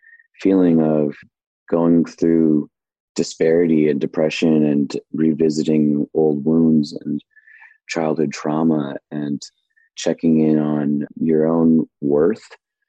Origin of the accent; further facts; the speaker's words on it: Portland, Oregon, United States; I was born and raised in Portland, Oregon